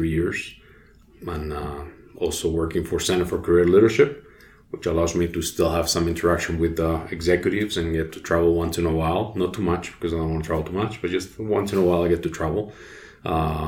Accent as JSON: {"language": "English", "town": "Alicante", "region": "Valencian Community", "country": "Spain", "tie": "born or raised there", "also_born_or_lived": "Madrid, Spain", "second_language": "English", "moved": "yes", "lives_now": "United States", "said": "I was born in Madrid, but I moved right away to Alicante, which is on the coast in the Mediterranean Sea"}